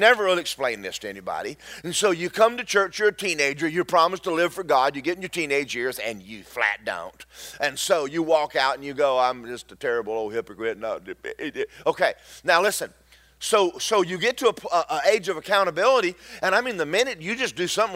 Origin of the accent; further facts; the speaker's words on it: Georgia, United States; I'm from Georgia